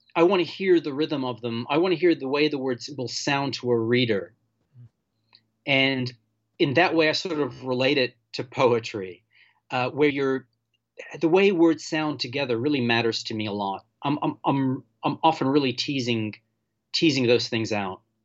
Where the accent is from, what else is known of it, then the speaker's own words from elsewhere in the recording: Malta; moved away; also born or lived in Portland / Southern California; I'm from Malta. I was born there, and, and my whole family's from Malta